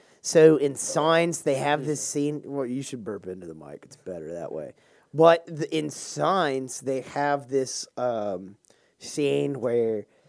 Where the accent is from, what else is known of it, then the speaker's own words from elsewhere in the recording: the South, United States; accent: southern; If I take like four drinks, and that's when my southern accent kind of comes out.